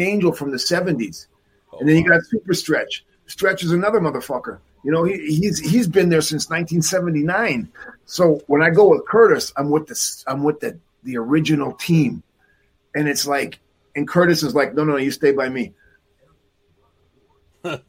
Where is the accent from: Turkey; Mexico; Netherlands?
Mexico; also born or lived in Canada; me from Canada, but I grew up in Mexico